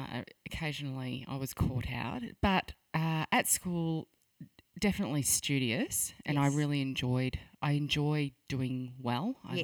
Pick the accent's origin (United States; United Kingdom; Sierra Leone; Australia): Australia; Phillip Island, Victoria; Phillip Island.